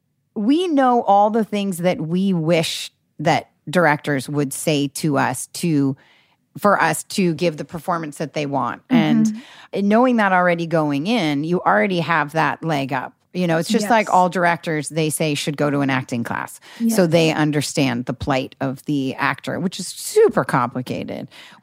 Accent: Newport Beach, California, United States; also born or lived in Seattle, Washington; Because I grew up in Newport Beach.

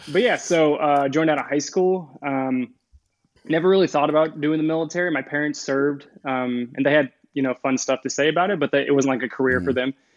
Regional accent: Kokomo, Indiana, United States; moved away as an adult; I'm originally from northern Indiana, a city called Kokomo.

